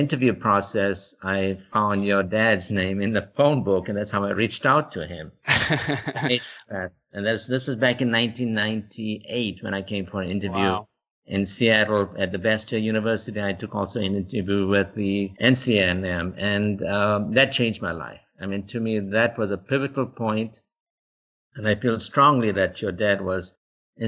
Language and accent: English; South Africa; moved away as an adult; now in United States; back in South Africa, you know, we were dealing with illness of poverty